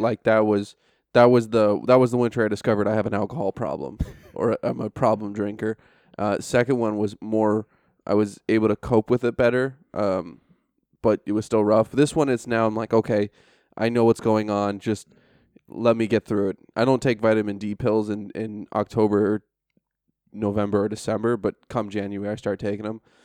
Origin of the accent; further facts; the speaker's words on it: upstate New York, United States; moved away as an adult; also born or lived in Frankfurt / Istanbul / Washington, D.C.; now in Tallinn, Estonia; I'm from upstate, so we're three hours north. So if you drove from Tallanatartu, it's about as far as N Y C north to my hometown